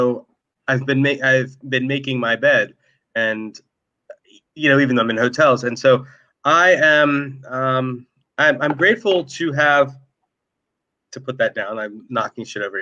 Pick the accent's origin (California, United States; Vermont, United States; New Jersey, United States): New Jersey, United States; Marlton; also born or lived in Mount Laurel, New Jersey; I grew up in Marlton, New Jersey, which is the township next door to here